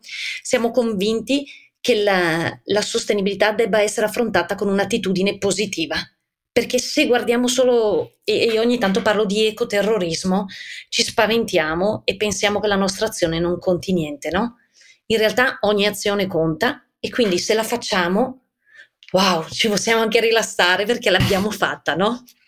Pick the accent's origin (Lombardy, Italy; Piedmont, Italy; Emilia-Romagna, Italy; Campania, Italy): Lombardy, Italy; Bergamo; poi si sente dall'accento. Io son di Bergamo